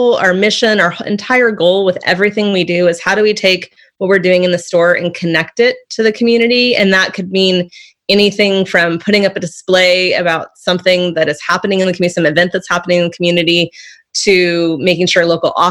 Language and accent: English; Santa Cruz, California, United States; growing up in Santa Cruz meant being part of a community